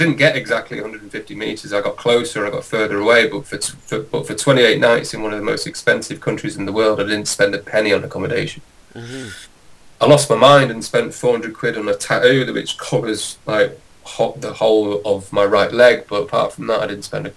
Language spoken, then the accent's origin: English; Manchester, North West England, United Kingdom; I've lived in Manchester all my life